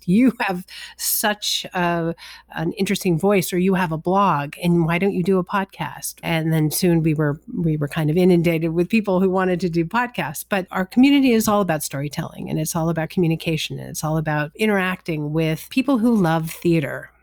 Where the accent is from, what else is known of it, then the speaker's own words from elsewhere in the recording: Los Angeles, California, United States; moved away; also born or lived in New York; growing up in Los Angeles, I didn't know anybody